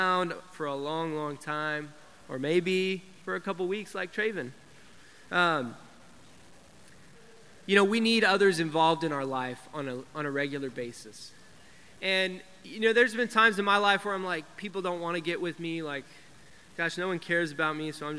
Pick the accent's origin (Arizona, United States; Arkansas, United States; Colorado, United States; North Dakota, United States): Colorado, United States; Denver; I grew up in Denver. I grew up in the teen ministry in Denver.